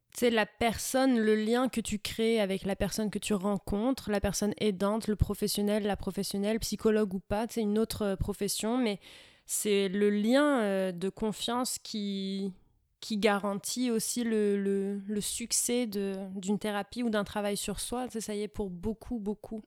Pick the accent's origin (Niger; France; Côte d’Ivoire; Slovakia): France; moved away as an adult; now in Sherbrooke, Canada; je suis née en France. On commence par là. Hein ouais. J'ai grandi en France.